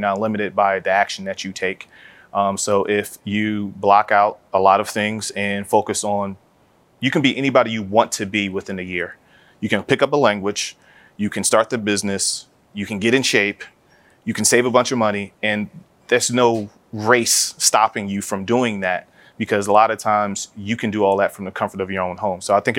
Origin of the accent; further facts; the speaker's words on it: Philadelphia, Pennsylvania, United States; So I'm originally from West Philadelphia, born and raised.